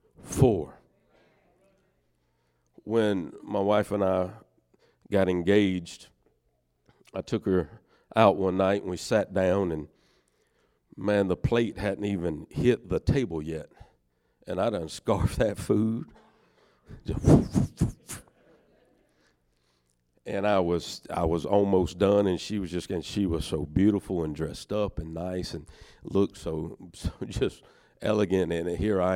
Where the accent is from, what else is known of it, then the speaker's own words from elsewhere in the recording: Northeast Georgia, United States; I'm from Northeast Georgia